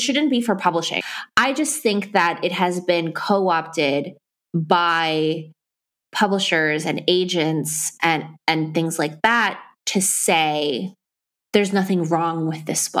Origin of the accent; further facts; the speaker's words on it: Ecuador; I'm from Ecuador